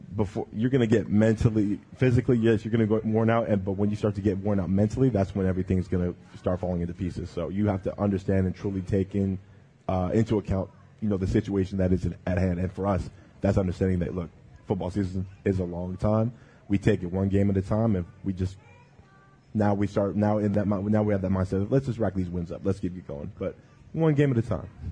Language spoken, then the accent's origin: English; British Columbia, Canada; moved away; I grew up in British Columbia